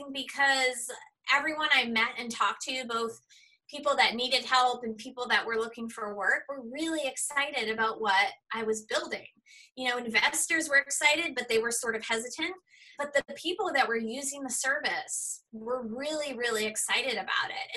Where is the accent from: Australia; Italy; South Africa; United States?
United States; Boston, Massachusetts; I grew up in the Boston area